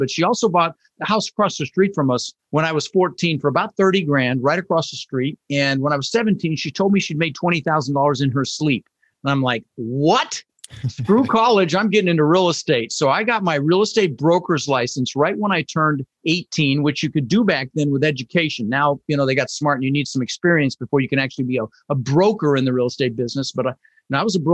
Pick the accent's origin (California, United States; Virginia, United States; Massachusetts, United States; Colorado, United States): Colorado, United States; Denver; also born or lived in Netherlands; we ended up in Denver, Colorado, and we grew up struggling